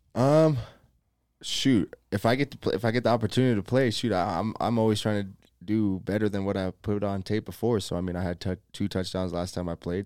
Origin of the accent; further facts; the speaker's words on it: Las Vegas, Nevada, United States; moved away; I grew up in Las Vegas.